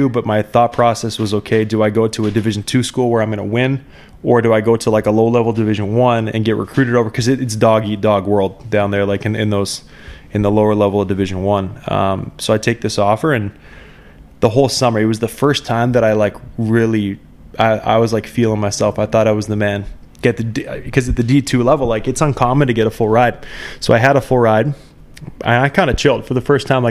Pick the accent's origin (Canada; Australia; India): Canada; also born or lived in Minnesota; being a Canadian kid